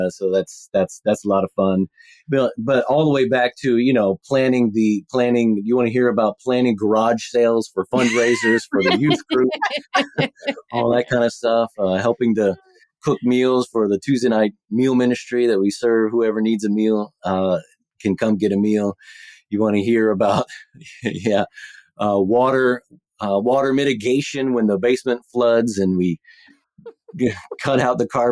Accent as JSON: {"language": "English", "region": "Texas", "country": "United States", "tie": "born or raised there", "moved": "as an adult", "lives_now": "Pacific Northwest, United States", "said": "we're both from Texas, so we're Texan transplants."}